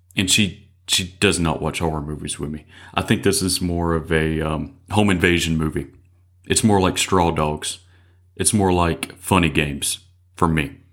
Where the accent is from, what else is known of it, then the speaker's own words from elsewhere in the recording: Mississippi, United States; I was born and raised in Mississippi.